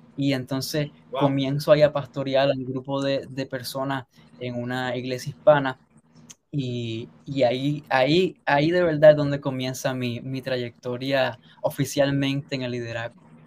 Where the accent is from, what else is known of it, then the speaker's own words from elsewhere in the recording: Sabana Grande, Puerto Rico; moved away as an adult; also born or lived in Caguas, Puerto Rico; now in United States; yo nací en Caguas, pero mi familia originalmente es de Sabana Grande, entonces nos mudamos para allá temprano, cuando yo tenía dos años de edad, así que lo que conozco es el oeste